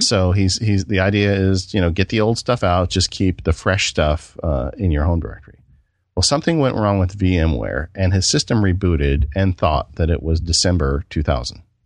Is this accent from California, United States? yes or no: yes; California, United States; I'm from California